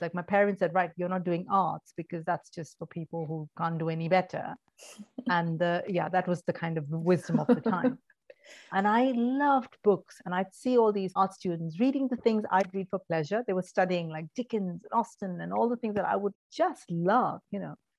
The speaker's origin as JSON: {"language": "English", "town": "Mumbai", "region": "Maharashtra", "country": "India", "tie": "born or raised there", "also_born_or_lived": "Kerala, India", "moved": "yes", "said": "I grew up in India, in Mumbai, in a very traditional Indian family."}